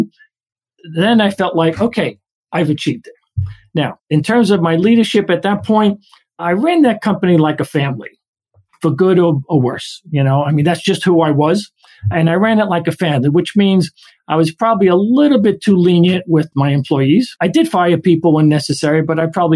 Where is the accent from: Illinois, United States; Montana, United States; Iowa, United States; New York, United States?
New York, United States; New York City; We grew up Italian immigrants in Brooklyn.